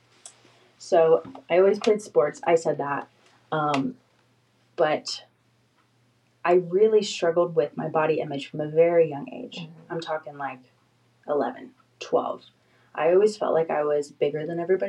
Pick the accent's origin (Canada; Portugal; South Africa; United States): United States; Florida; moved away as an adult; I'm from Florida